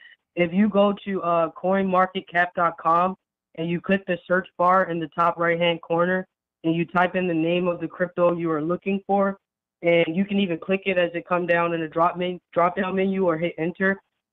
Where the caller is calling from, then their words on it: Georgia, United States; I'm calling from Georgia.